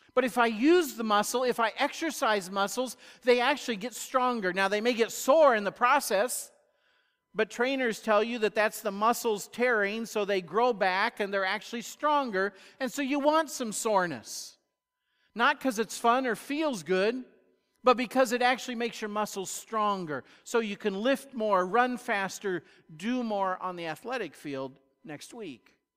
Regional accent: United States; American Christians

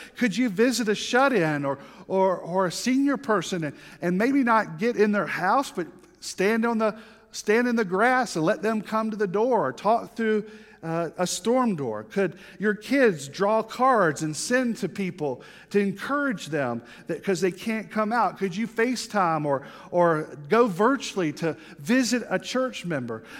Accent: the South, United States; I'm from the South, and I'm Baptist

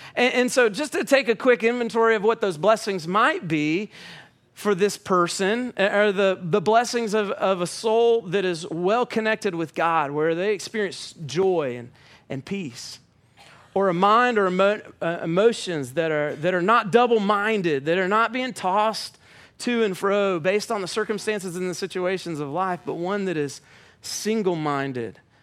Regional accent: Atlanta, Georgia, United States

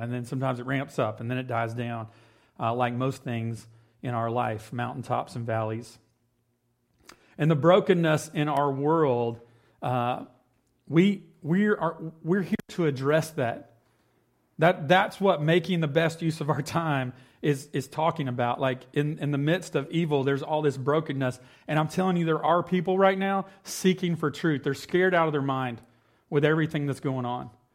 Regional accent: Cross Plains, United States; growing up in Cross Plains

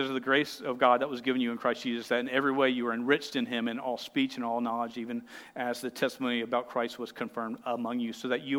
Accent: United States; I'm an American

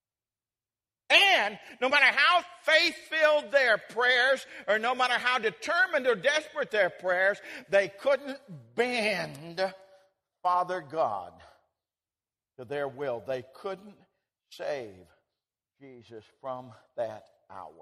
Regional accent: Colorado, United States; When I was just a boy, I grew up in Colorado

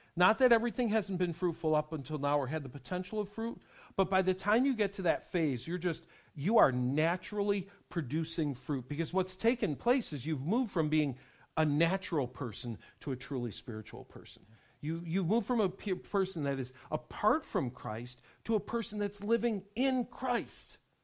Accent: Western New York, United States; I was growing up in Western New York

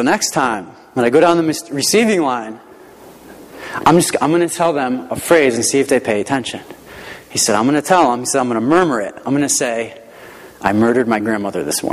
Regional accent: Rocky Hill, Connecticut, United States; I grew up in the Hartford area, in Rocky Hill, nice little town south of Hartford

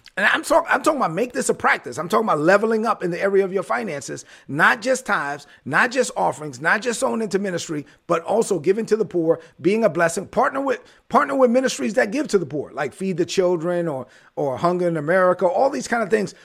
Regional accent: New York City, New York, United States; I was born in Brooklyn

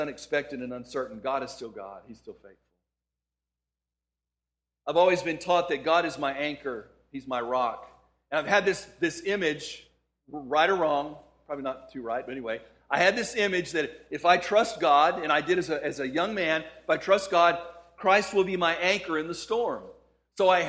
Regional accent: El Paso, Texas, United States; moved away as an adult; also born or lived in Houston, Texas; I grew up in El Paso, Texas

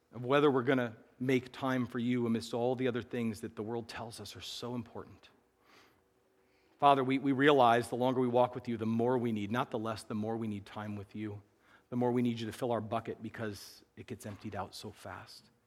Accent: Midwest, United States; we were raised in the Midwest

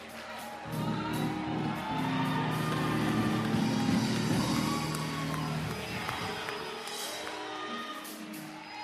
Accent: Washington, District of Columbia, United States; I grew up in Washington, D.C., Georgia Avenue.

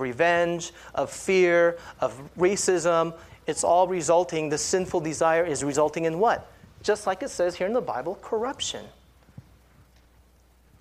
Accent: California, United States; I grew up in California

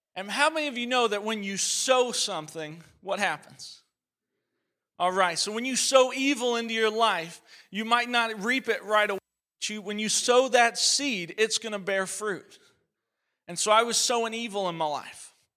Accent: Chicago, Illinois, United States; also born or lived in Oregon; I'm originally from Oregon. I was born in Oregon, but my dad and mom split up when I was four. Pretty common story these days. And my mom moved to Chicago

